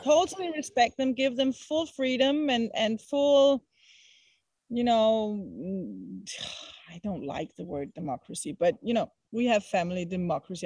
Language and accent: English; Copenhagen, Capital Region of Denmark, Denmark; moved away; i come from Copenhagen, and I come from Western society